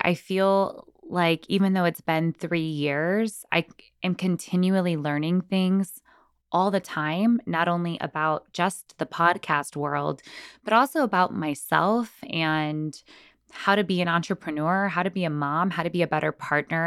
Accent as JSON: {"language": "English", "town": "San Antonio", "region": "Texas", "country": "United States", "tie": "born or raised there", "moved": "as an adult", "lives_now": "Los Angeles, United States", "said": "born and raised in San Antonio, Texas."}